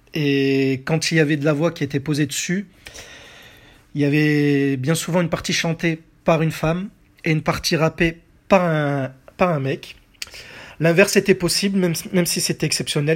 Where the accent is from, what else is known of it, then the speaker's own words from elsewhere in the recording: France; chez nous en France en 1993